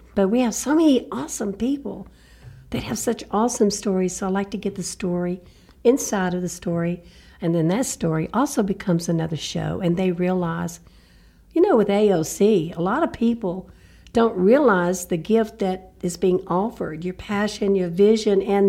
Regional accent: Shreveport, Louisiana, United States; moved away as an adult; now in Lafayette, United States; From Shreveport, Louisiana. I mean, up north, four hours away, basically North Louisiana

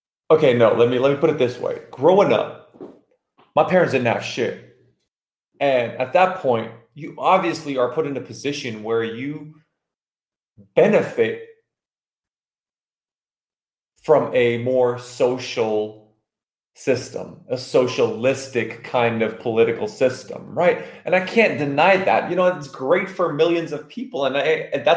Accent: California, United States; moved away as an adult; now in Belgium; I was born here in Belgium in Europe, but I grew up, you know, I moved to California as a kid when I was like 7 or 8 years old

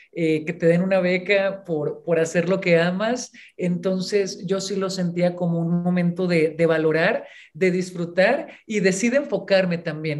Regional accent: Ensenada, Baja California, Mexico; moved away as an adult; also born or lived in Mexicali / Puebla; yo nací en Mexicali, pero siempre que a mí me preguntan de dónde eres originaria, yo muy orgullosamente digo que de Ensenada, Baja California nací en Mexicali y nos fuimos a vivir, yo cuando era, era niña, era pequeña todavía, a Ensenada.

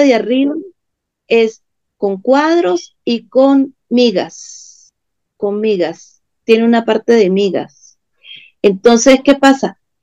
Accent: Venezuela; en países como Venezuela, Argentina, que también estamos complicados políticamente

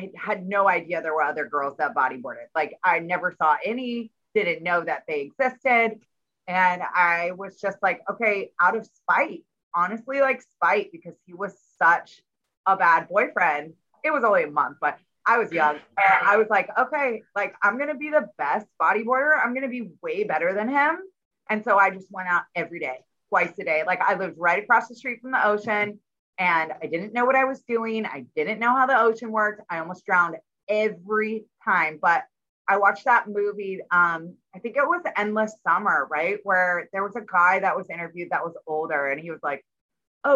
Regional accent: Folsom, California, United States; I grew up in Northern California and right on the lake, Folsom

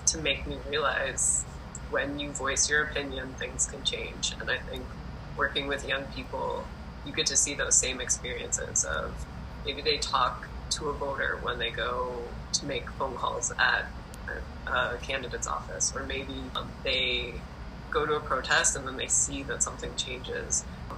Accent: Wisconsin, United States; So I grew up in Wisconsin, and I think Wisconsin is a pretty interesting place in terms of a lot of like social wellness programs got started there, and it has pretty strong labor movement roots.

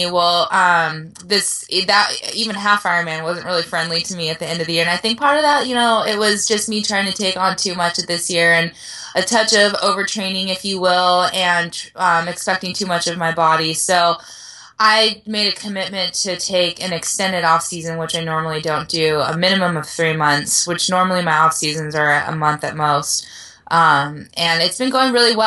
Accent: Oceanside, California, United States; It's my hometown race

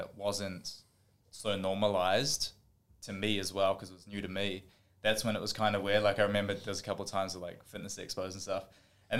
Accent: Auckland, New Zealand; moved away as an adult; now in Gold Coast, Australia; When I grew up, I was growing up in Auckland in New Zealand

